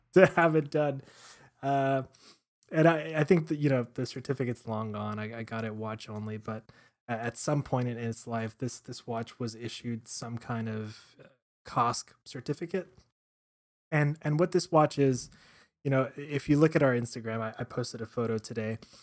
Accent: Miami, Florida, United States; growing up in Miami

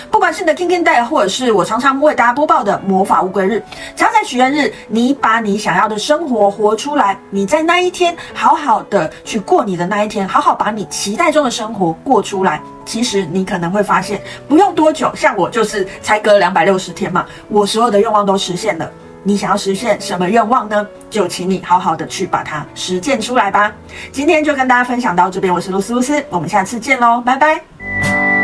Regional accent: Kaohsiung, Taiwan; moved away; 因为我是高雄人嘛

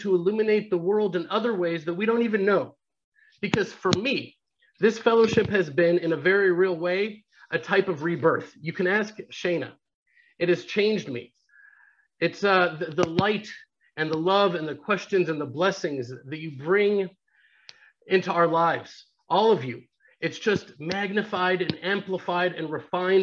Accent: Houston, Texas, United States; now in Israel; growing up in Houston

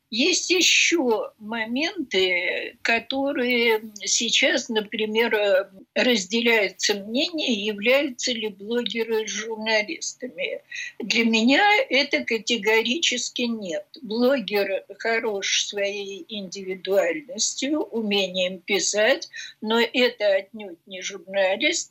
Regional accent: Russia; я из России

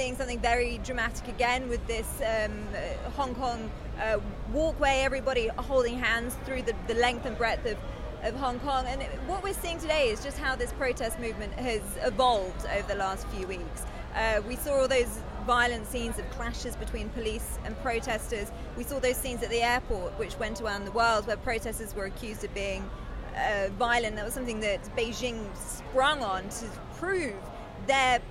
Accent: United Kingdom; I'm from the UK, but I work for a German broadcaster.

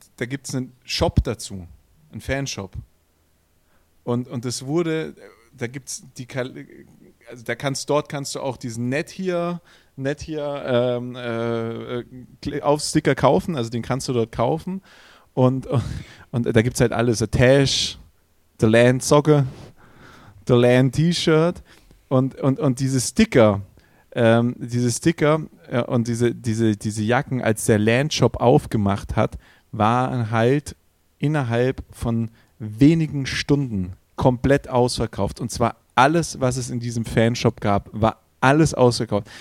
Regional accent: Swabia, Baden-Württemberg, Germany; für mich als Schwabe

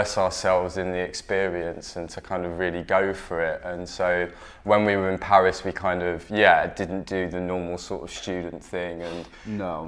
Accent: Essex, East of England, United Kingdom; also born or lived in New York, United States; I was born in New York and I left America when I was 8 and moved to sunny Essex, which is where I was brought up

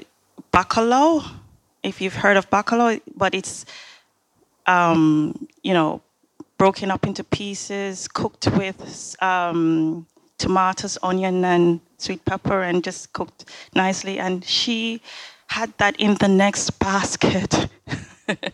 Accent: Jamaica; growing up in Jamaica

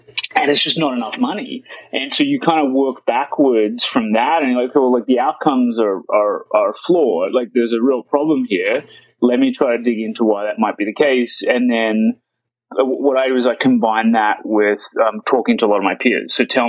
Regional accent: Sydney, New South Wales, Australia; now in United States; I grew up in Sydney, actually, which is the biggest city in the country. Amazing quality of life, great place to live.

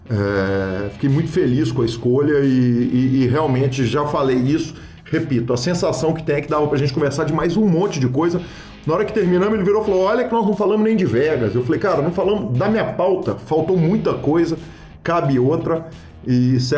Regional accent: Blumenau, Santa Catarina, Brazil; eu sou de Blumenau, sou engenheiro de telecomunicações, instrutor de yoga e iniciante no poker.

